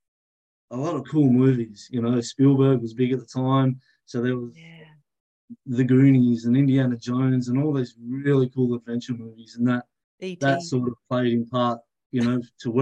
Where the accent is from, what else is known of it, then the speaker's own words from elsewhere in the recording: New Norfolk, Tasmania, Australia; I grew up in the Derwent Valley. So not too far from Hobart, place called New Norfolk.